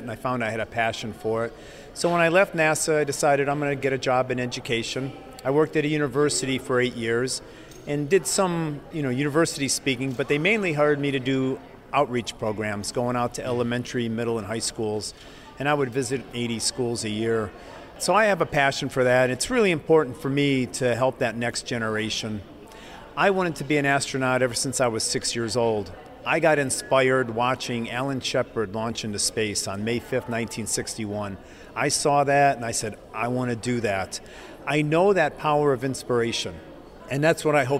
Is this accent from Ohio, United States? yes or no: yes; Ohio, United States; now in Baltimore, United States; I grew up in Ohio, but I currently live in Baltimore